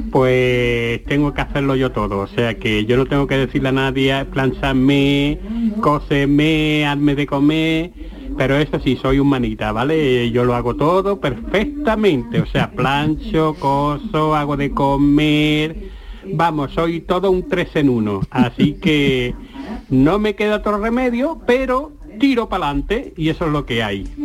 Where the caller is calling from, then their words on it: Fuengirola, Andalusia, Spain; Hola, Canal Sur, buenos días. … de Fuengirola.